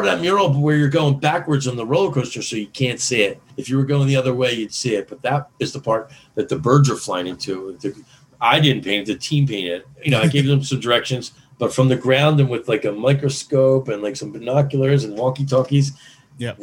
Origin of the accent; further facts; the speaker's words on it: Philadelphia, Pennsylvania, United States; I'm from Philadelphia